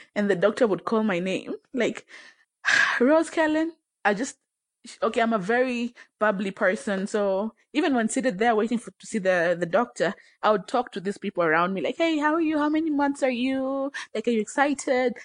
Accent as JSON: {"language": "English", "country": "Tanzania", "tie": "born or raised there", "moved": "yes", "lives_now": "Kenya", "said": "I was born in Kenya, but raised in Tanzania. I currently live in Kenya"}